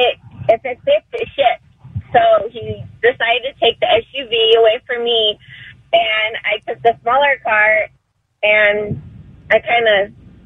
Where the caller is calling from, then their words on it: United States; I'm calling from High Desert.